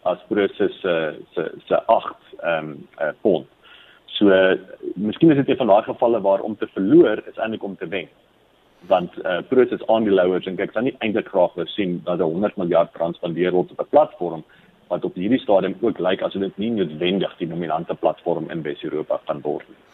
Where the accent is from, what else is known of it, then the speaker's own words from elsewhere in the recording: South Africa; as Suid-Afrikaners